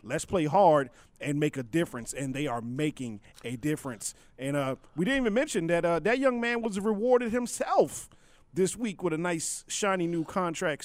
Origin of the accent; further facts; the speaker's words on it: Maryland, United States; Growing up in Maryland, my high school days, I had the privilege of playing high school basketball